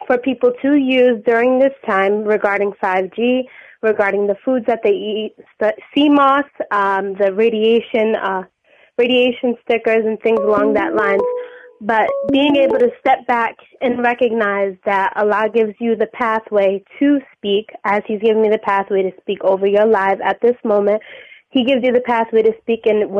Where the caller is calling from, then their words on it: New Bedford, Massachusetts, United States; I'm calling from New Bedford, Massachusetts, a very small town.